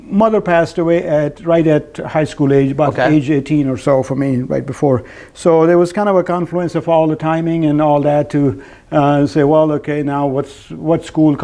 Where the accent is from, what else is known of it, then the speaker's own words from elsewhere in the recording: Pakistan; moved away as an adult; now in North Carolina, United States; Originally from Pakistan.